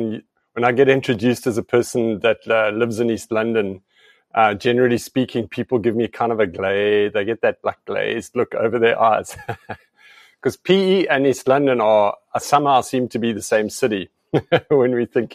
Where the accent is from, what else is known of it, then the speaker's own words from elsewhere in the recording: Namibia; And I think personally for myself, I grew up in Southeast Africa, Namibia.